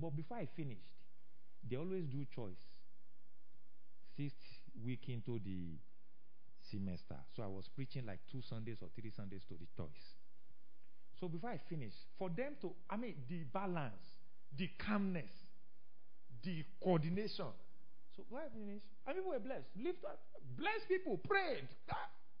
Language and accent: English; Ile-Ife, Osun, Nigeria; I came from Ife